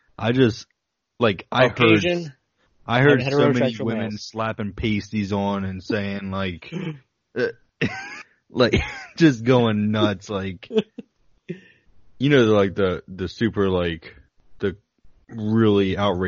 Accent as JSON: {"language": "English", "country": "United States", "said": "I'm American. I'm not Australian."}